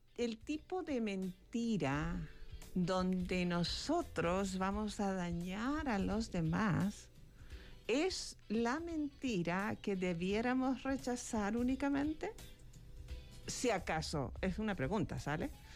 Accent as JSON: {"language": "Spanish", "country": "Chile", "tie": "born or raised there", "moved": "yes", "lives_now": "Mexico", "said": "mi país natal"}